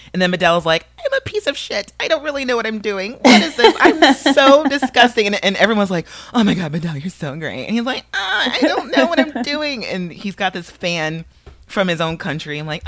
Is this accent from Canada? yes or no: yes; Canada; I'm Canadian, so I'm gonna do a Mountie.